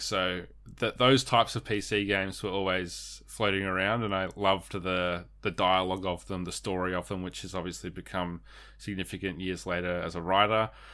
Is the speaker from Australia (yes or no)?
yes; Australia; we're Australian.